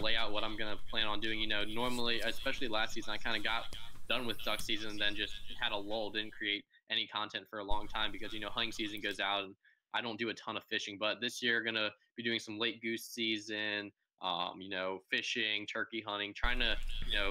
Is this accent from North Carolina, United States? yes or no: no; Virginia, United States; So, I am from Virginia. I am a senior in high school